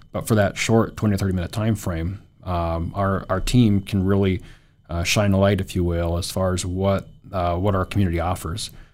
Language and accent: English; Williston, North Dakota, United States; also born or lived in Grand Forks, North Dakota; born and raised in Williston